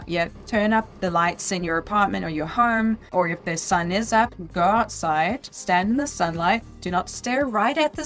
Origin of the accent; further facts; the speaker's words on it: South Africa; I'm from South Africa